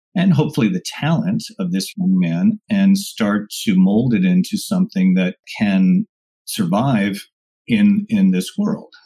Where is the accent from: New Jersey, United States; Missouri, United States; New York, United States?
New York, United States; Rockland County; i i grew up just outside of New York City in Rockland County